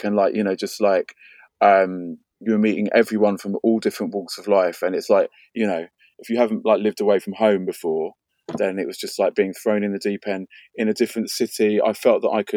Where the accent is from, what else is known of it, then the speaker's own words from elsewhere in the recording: London, United Kingdom; I was brought up in North London